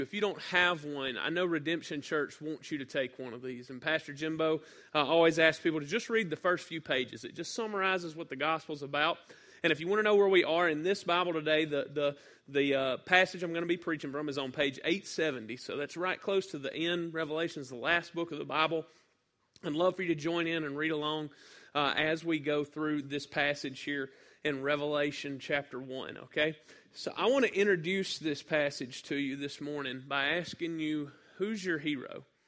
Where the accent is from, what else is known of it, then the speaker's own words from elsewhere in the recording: North Mississippi, United States; I'm from North Mississippi